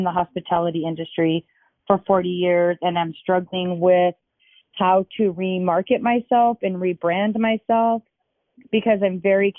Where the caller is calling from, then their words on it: Bay Area, Northern California, United States; I'm calling from the Bay Area, Northern California.